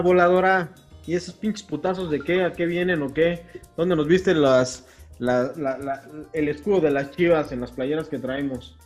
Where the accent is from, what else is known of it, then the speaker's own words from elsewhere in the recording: Mexico City, Mexico; now in Querétaro, Mexico; soy de CDMX